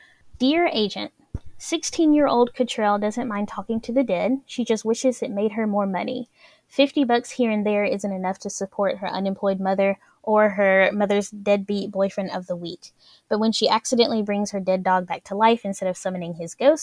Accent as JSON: {"language": "English", "region": "Alabama", "country": "United States", "said": "I'm an author from Alabama"}